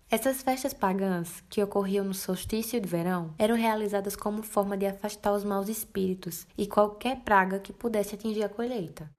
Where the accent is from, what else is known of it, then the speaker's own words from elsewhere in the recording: Bezerros, Pernambuco, Brazil; eu sou aqui de Bezerros